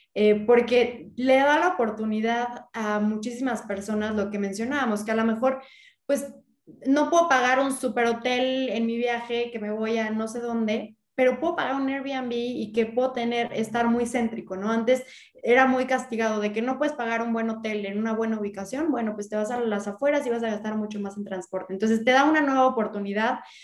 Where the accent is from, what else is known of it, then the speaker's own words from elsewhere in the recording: Mexico; como mexicanos, como ciudadanos